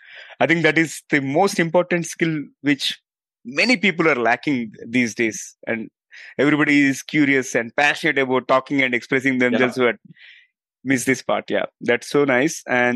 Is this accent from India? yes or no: yes; India; I'm from India